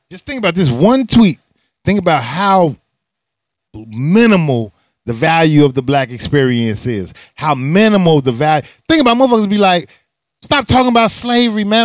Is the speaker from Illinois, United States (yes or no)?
yes; Chicago, Illinois, United States; being a Chicagoan